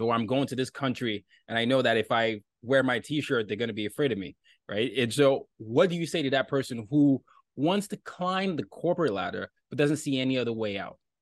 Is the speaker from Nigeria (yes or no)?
yes; Nigeria; I'm from Nigeria